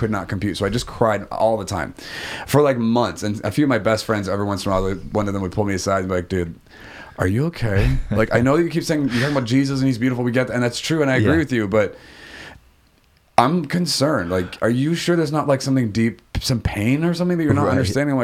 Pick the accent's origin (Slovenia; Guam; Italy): Guam; moved away; also born or lived in Oregon / Japan; I'm from Guam originally, so I popped there for like 10 days on my way back to Oregon